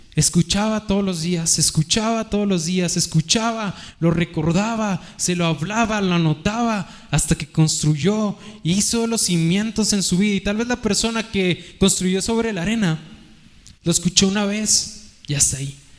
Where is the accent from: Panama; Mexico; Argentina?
Mexico; como buenos mexicanos